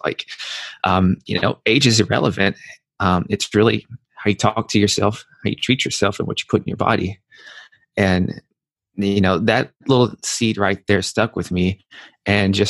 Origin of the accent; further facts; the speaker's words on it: Nashville, Tennessee, United States; moved away as an adult; also born or lived in New York; I'm from Nashville, Tennessee, and I come from a family that's not that healthy